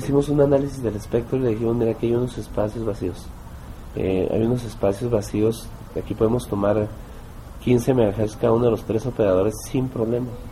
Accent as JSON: {"language": "Spanish", "country": "Mexico", "moved": "as an adult", "lives_now": "Bogotá, Colombia", "said": "como somos todos los mexicanos"}